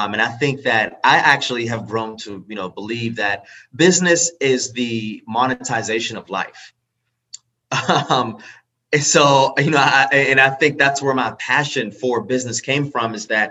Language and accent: English; Pittsburgh, Pennsylvania, United States; I'm from Pittsburgh.